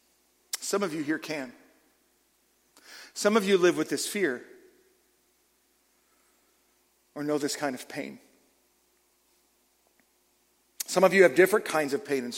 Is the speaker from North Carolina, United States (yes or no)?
no; California, United States; moved away; also born or lived in Oregon; I'm originally from California.